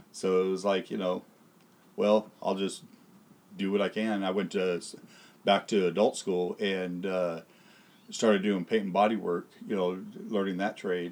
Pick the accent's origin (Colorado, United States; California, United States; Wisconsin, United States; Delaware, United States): California, United States; Tulare County; I was born here in Tulare County